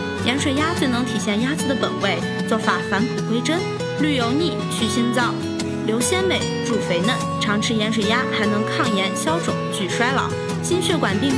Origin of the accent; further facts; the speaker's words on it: Shaanxi, China; 作为一个纯正的陕西吃货